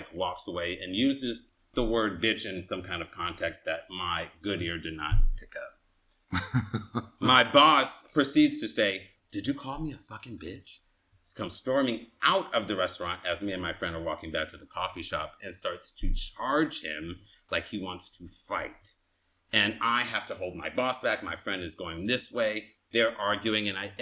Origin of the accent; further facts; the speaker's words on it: Inglewood, California, United States; I'm from Inglewood